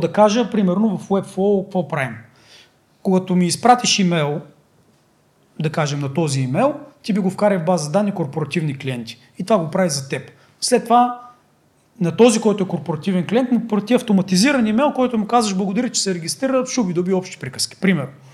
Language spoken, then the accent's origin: Bulgarian; Bulgaria; Ние сме българи